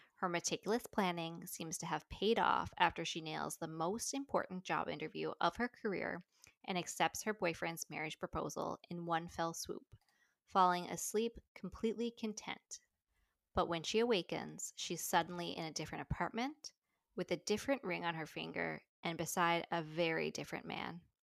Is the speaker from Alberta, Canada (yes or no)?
no; Newfoundland and Labrador, Canada; I grew up in Newfoundland